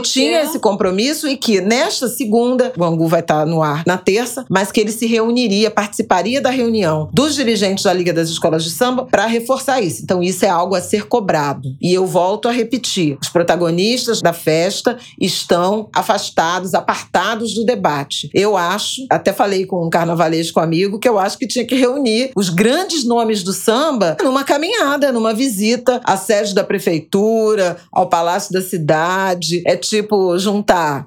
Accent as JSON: {"language": "Portuguese", "region": "Rio de Janeiro", "country": "Brazil", "tie": "born or raised there", "said": "na minha infância em Irajá"}